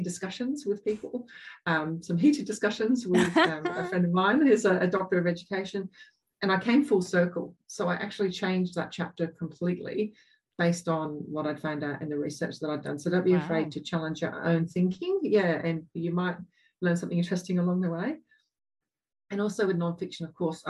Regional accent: England, United Kingdom; accent: English; now in Australia; I grew up in England

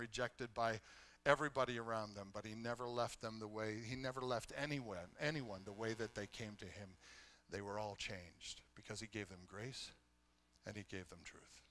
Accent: Canada; I love being Canadian. I am in the tribe of those who are Canadian.

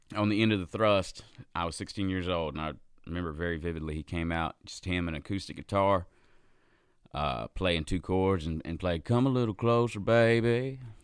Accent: Gastonia, North Carolina, United States; moved away as an adult; also born or lived in Charlotte, North Carolina; now in Nashville, United States; I was in a band in my hometown. I'm from a little town called Gastonia, North Carolina

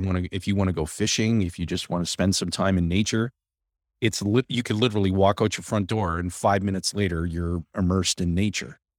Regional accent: Timmins, Ontario, Canada; I was born and raised in Timmins.

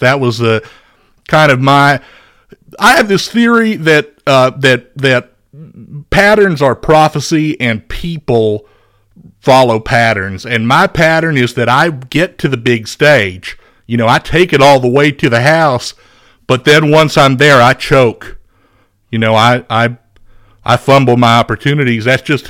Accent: Beaumont, Texas, United States; I'm originally from Beaumont, Texas. I played quarterback for the Westbrook High School Bruins. That's a 5A second division football team in the great state of Texas.

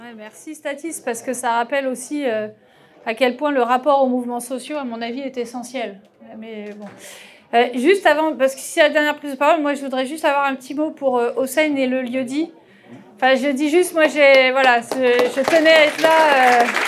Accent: France; notre mode de consommation moyen en tant que Français

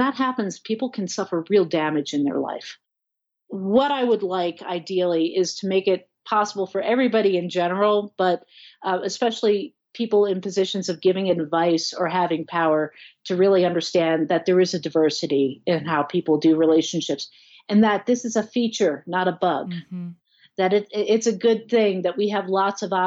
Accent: New Jersey, United States; moved away as an adult; now in Colorado, United States; I'm from Jersey

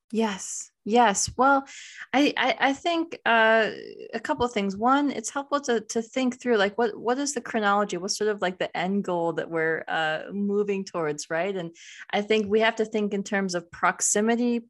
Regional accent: United States; I'm Indian American

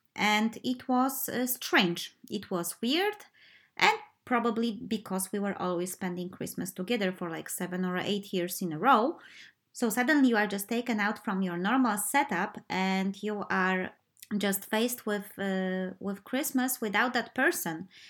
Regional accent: Poland; moved away as an adult; my uh, first life when I was a kid and teenager in Poland

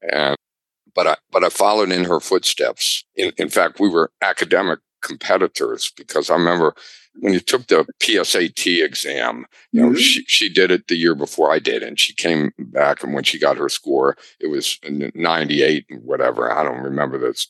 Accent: near the University of Maryland, United States; I grew up near the University of Maryland

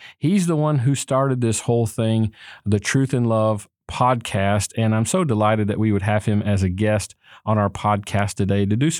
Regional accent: near Jacksonville, Florida, United States; moved away; down in Jacksonville, Florida, actually close to my hometown there.

